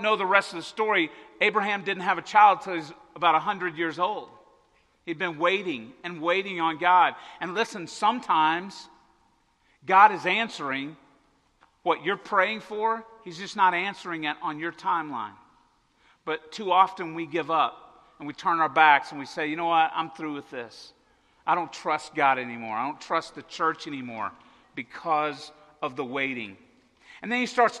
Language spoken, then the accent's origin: English; Arkansas-Oklahoma border, United States; I grew up on the Arkansas-Oklahoma border in the middle of Tornado Alley